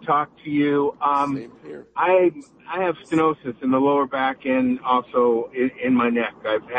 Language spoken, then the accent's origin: English; Los Angeles, California, United States; in the Los Angeles area.